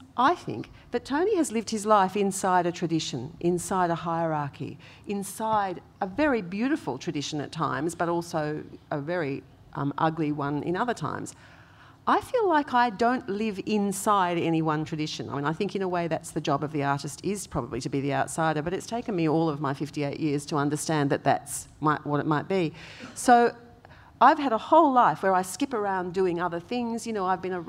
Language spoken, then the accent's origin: English; Gascoyne region of Western Australia, Australia; I grew up with Yamaji spirituality, which is the Gascoyne region of Western Australia